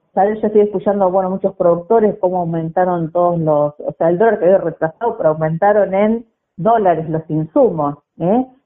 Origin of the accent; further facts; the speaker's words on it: Didán, Santa Fe, Argentina; Nací en Didán, provincia de Santa Fe